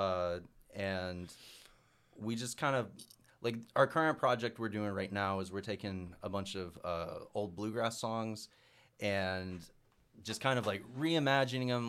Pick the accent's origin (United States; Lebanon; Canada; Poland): United States; Mountain View; growing up in Mountain View where they're, like, most of 'em are pretty strict traditionalists for bluegrass music